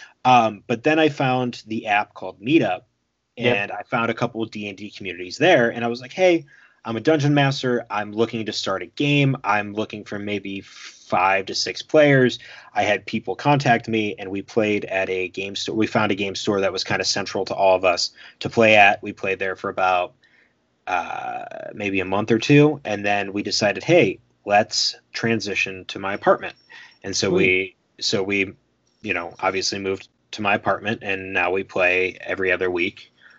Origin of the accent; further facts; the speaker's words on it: Philadelphia, Pennsylvania, United States; I'm from Philly